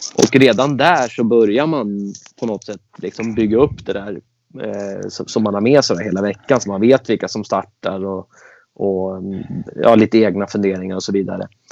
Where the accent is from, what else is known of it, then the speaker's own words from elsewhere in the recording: Stockholm, Stockholm County, Sweden; moved away as an adult; now in Falkenberg, Sweden; jag växte upp i eh, Kista, Akalla och det är eh, i Stockholm, utanför Stockholm